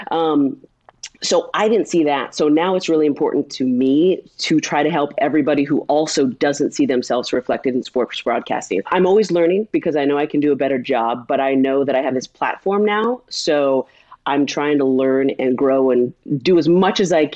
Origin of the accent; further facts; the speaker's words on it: California, United States; moved away as an adult; now in Philadelphia, United States; a blonde gay chick from California